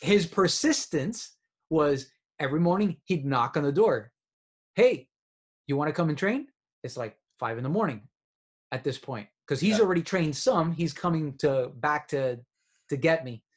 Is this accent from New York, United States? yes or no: no; Miami, Florida, United States; I'm from Miami